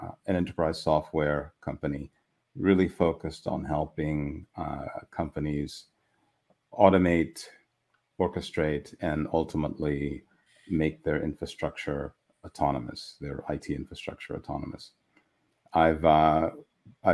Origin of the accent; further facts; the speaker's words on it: Midwest, United States; now in California, United States; Refugee from the Midwest that escaped to sunny shores of California at the first opportunity.